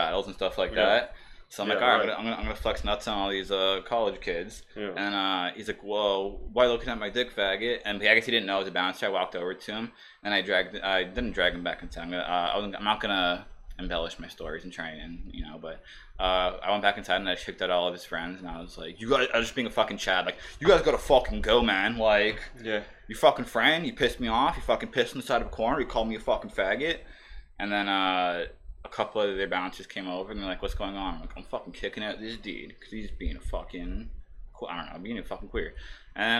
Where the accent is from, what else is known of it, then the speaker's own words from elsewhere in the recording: Toronto, Ontario, Canada; I'm from Toronto